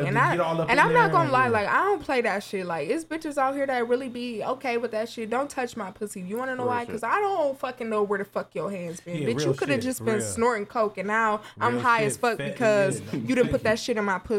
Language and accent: English; Ohio, United States; I'm from Ohio